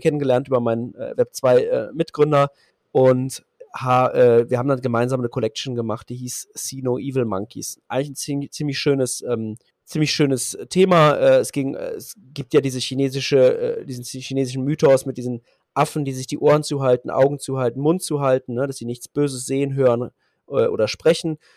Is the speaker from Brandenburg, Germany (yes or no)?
no; Berlin, Germany; ich bin äh, Berliner, 37